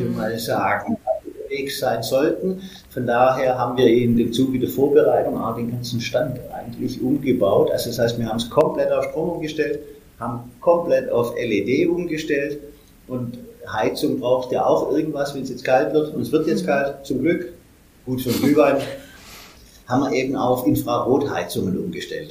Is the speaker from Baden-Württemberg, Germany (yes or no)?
yes; Stuttgart, Baden-Württemberg, Germany; bei uns in Stuttgart